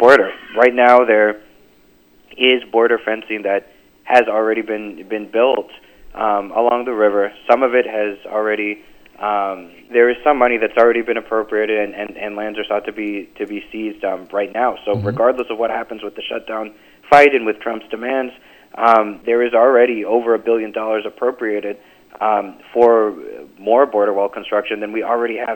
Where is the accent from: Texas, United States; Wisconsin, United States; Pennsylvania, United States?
Texas, United States; McAllen; I grew up in the Rio Grande Valley. I was born and raised in McAllen